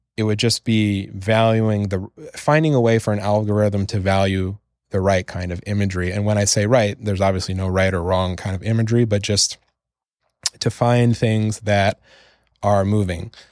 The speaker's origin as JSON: {"language": "English", "country": "Canada", "said": "I'm from Canada, which is a country where, you know, if you mess up, you can just move into your parents' basement again"}